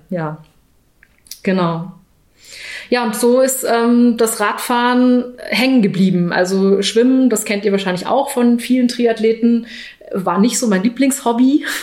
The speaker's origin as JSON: {"language": "German", "region": "Baden-Württemberg", "country": "Germany", "tie": "born or raised there", "said": "Ich bin am Bodensee groß geworden ähm, und was mich dann fast 30 Jahre meines Lebens begleitet hatte, war der Reitsport"}